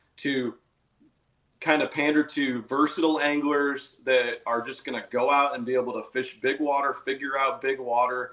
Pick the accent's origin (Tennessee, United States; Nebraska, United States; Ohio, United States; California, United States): Nebraska, United States; moved away as an adult; I'm from Nebraska. Until the last 18 months, I lived in Nebraska my entire life.